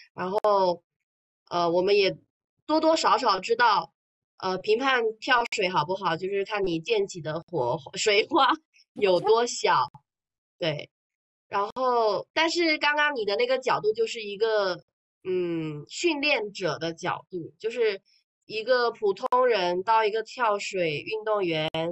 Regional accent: Fujian, China; 我们闽南这边很喜欢烧香拜佛嘛

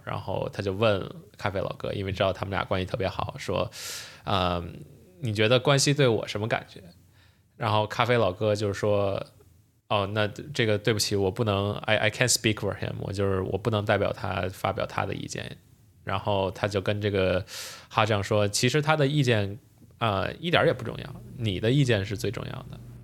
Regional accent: Beijing, China; 作为北京人还是有这种小pride的

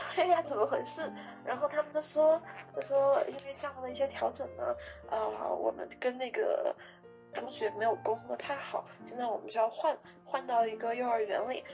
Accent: China; 其实只有我一个中国人

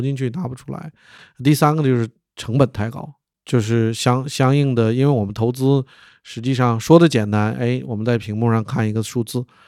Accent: Harbin, Heilongjiang, China; 我的老家是哈尔滨

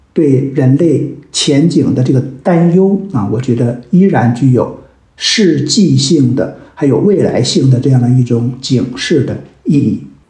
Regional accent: China; 我们中国人可能都对历史有一种崇拜感，啊，因为我们民族历史源远流长

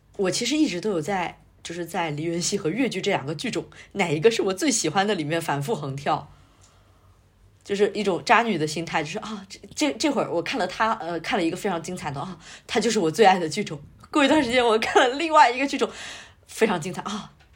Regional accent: Fujian, China; accent: Fujian; 我这个福建人的口气

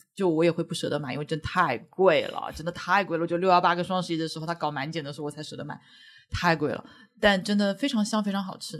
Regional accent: Shanghai, China; 我作为一个上海人

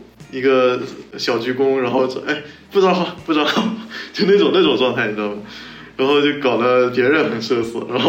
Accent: South China, China; 其实我是一个南方人，

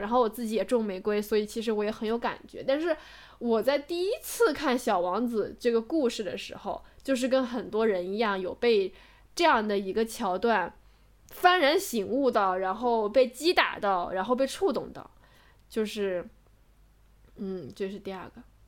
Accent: Macau; 我是在澳门成长成年的嘛

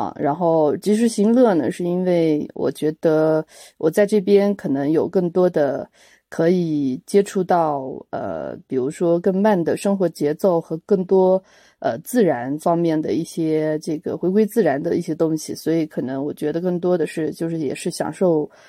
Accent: Yunnan, China; also born or lived in Shanghai; 然后我是云南人

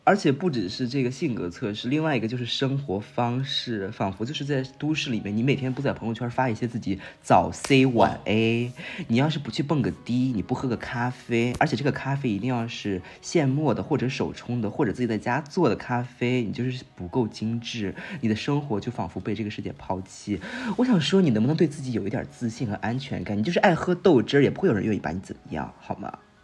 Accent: northern China, China; moved away as an adult; now in Shanghai, China; 我作为北方人啊，我在上海待了大概半年左右

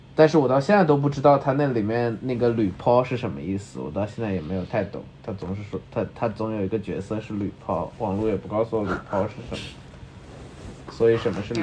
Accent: Changsha, Hunan, China; accent: Changsha plastic Mandarin; now in Shanghai, China; 我可能口音有一些这个长沙所谓的这个塑料普通话，但是我其实也是不会说长沙方言，或者我其实不会说长沙话的，但是我听得懂长沙话。然后我是完全听不懂宁波话的

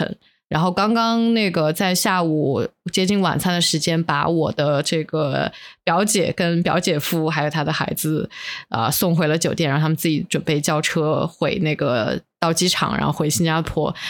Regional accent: South China, China; 作为一个南方人，很难下手购买这个鲜肉月饼。我觉得这个不是我们体系的东西。

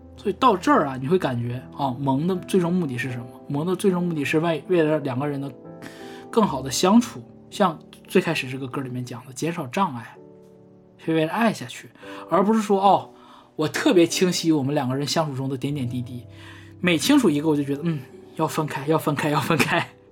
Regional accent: Northeast China, China; accent: Northeastern Mandarin; 我们东北话说是

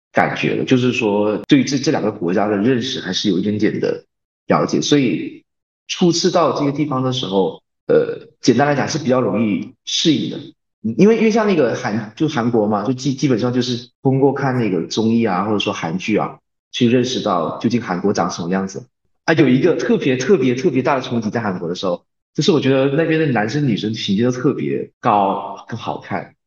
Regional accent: Malaysia; moved away as an adult; now in South Korea; 因为我打小就在马来西亚那边说，学习。然后到高中的时候也是有在不停地学，就是我们那边的教育是这样

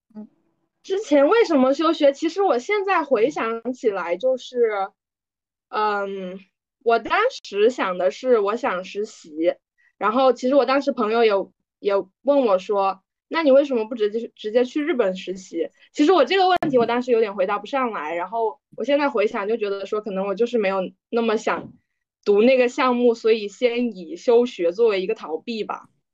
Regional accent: China; 作为大陆人

